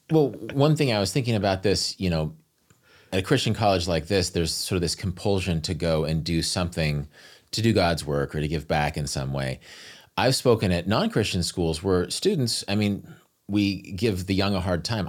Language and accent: English; American Midwest, United States; I'm from the American Midwest, which is very much a steak culture